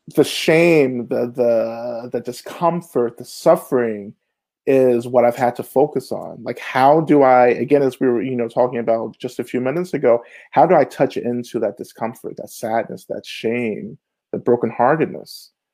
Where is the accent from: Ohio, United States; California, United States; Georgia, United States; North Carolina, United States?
Georgia, United States; Rome; also born or lived in Boston; now in Atlanta, United States; I'm originally from Rome, Georgia, which is about an hour and a half north of Atlanta